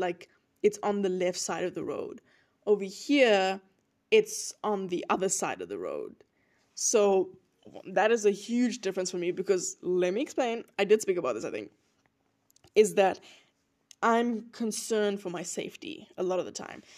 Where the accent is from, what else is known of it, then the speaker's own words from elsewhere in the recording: South Africa; moved away as an adult; now in United States; I'm from South Africa